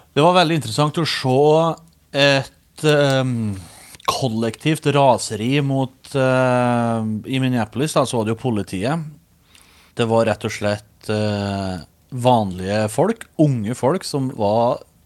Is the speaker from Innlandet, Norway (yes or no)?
yes; Os, Innlandet, Norway; accent: Os dialect; now in United States; Hjemme er gården på Os i Østerdalen, som er rett søra for Røros.